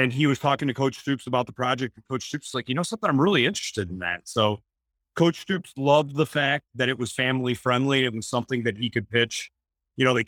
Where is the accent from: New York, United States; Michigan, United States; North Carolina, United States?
Michigan, United States; Detroit; we're all from Detroit